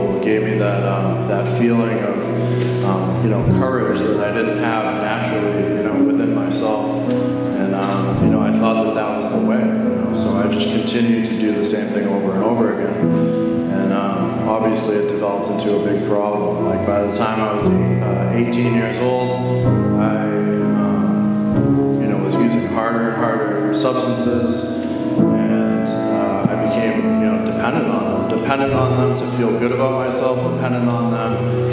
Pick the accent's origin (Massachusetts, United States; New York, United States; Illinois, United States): Massachusetts, United States; Northborough; I'm from Northborough, Massachusetts